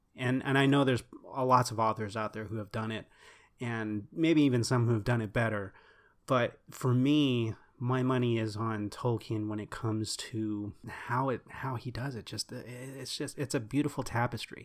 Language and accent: English; Texas, United States; We're from Texas